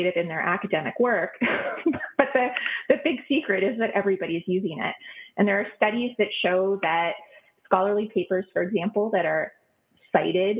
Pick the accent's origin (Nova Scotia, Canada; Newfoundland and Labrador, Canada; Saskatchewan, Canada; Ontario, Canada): Ontario, Canada; Ottawa; now in Waterloo, Canada; I grew up in Ottawa, Ontario, which is on unceded Algonquin territory. I did not know that until years after I had left Ottawa